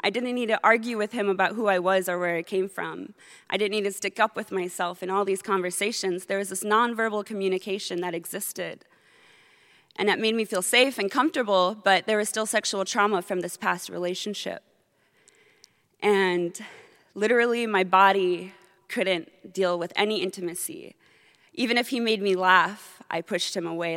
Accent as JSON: {"language": "English", "town": "Kotzebue", "region": "Alaska", "country": "United States", "also_born_or_lived": "Kiana, Alaska / Noorvik, Alaska", "said": "I am from Kotsview, but I also have roots in Kayane in Norvik. There are small communities just above the Arctic Circle"}